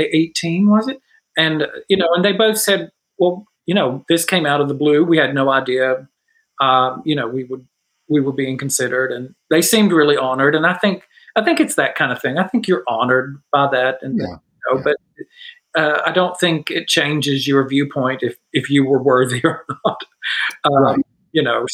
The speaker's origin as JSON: {"language": "English", "region": "Tennessee", "country": "United States", "moved": "yes", "said": "I'm originally from Tennessee"}